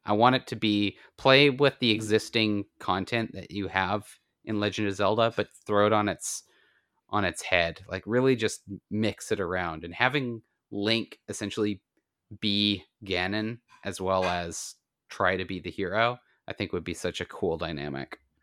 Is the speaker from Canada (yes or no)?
yes; Canada; I'm Canadian